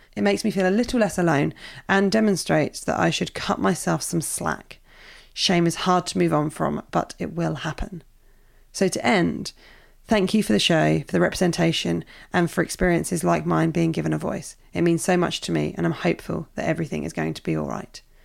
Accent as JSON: {"language": "English", "town": "Portsmouth", "region": "South East England", "country": "United Kingdom", "tie": "born or raised there", "said": "I grew up in Portsmouth"}